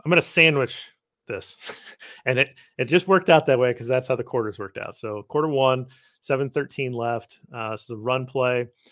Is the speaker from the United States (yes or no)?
yes; Midwest, United States; I'm a Midwesterner